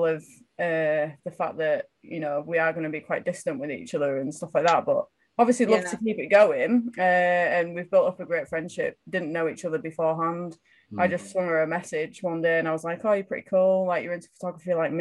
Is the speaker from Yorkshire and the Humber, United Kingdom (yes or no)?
yes; York, Yorkshire and the Humber, United Kingdom; I'm from York.